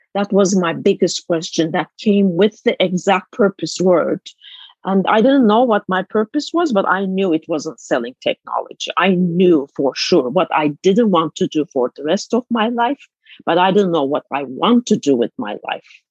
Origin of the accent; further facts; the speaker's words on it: Istanbul, Turkey; moved away as an adult; now in United States; I was born in Istanbul, a 11, 12 million populated city at the time. Now it's 17 million actually since I left Istanbul. But it's just like growing up as a city girl